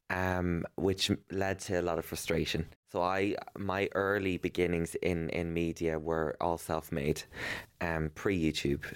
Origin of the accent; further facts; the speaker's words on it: Ireland; growing up in Ireland as, um, a young gay boy with a weird name